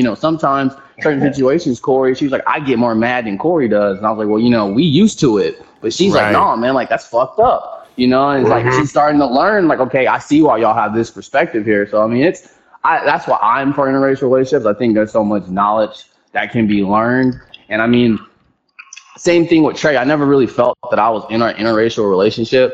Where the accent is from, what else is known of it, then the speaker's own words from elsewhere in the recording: Houston, Texas, United States; I'm from Texas